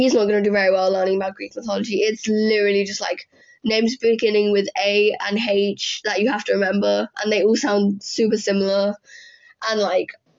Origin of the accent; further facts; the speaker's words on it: England, United Kingdom; I'm British